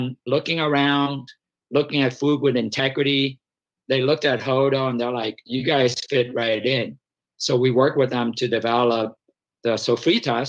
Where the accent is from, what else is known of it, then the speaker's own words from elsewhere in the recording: Vietnam; moved away; I grew up in Vietnam